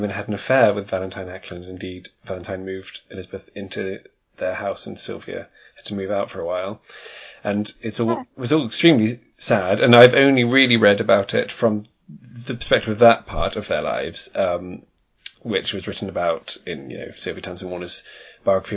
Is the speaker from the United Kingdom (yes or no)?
yes; United Kingdom; you or I, being British people